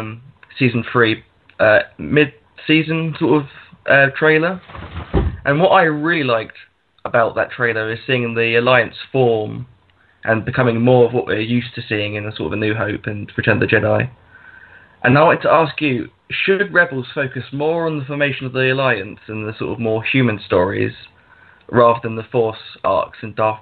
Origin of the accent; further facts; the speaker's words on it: London, United Kingdom; now in Northampton, United Kingdom; I'm originally from London, though.